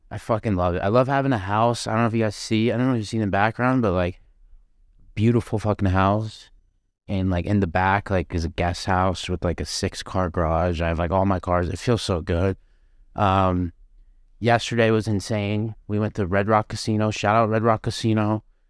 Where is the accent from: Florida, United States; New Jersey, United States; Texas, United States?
Florida, United States; I'm from Florida